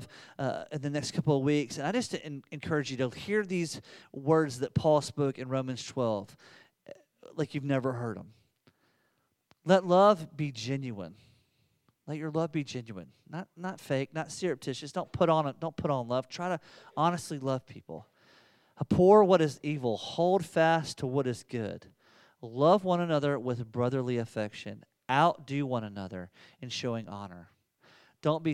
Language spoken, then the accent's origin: English; the South, United States; I'm from the South